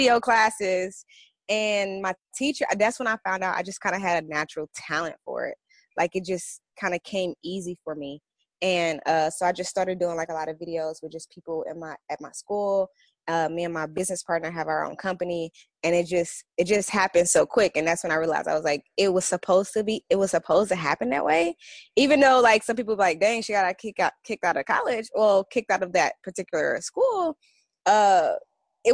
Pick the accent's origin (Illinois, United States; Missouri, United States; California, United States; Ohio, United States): Missouri, United States; St. Louis; now in Los Angeles, United States; I'm from St. Louis